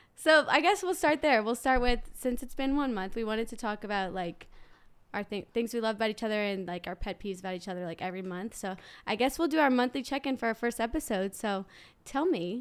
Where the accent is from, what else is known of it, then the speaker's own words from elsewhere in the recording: New Orleans, Louisiana, United States; I'm from New Orleans, Louisiana